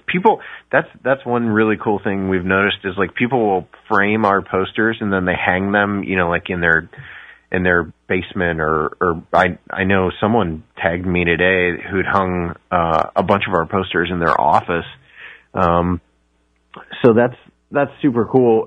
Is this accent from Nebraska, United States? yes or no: no; Ohio, United States; I grew up in Ohio, so I'm I'm in the Midwest